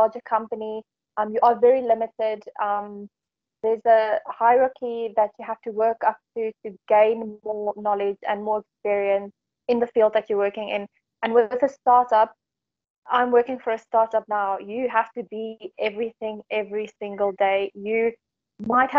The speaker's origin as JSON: {"language": "English", "town": "Johannesburg", "region": "Gauteng", "country": "South Africa", "also_born_or_lived": "Dubai / England", "moved": "as an adult", "said": "So I'm from South Africa. I'm from Johannesburg, more specifically, and I decided to move to Dubai when I was 22."}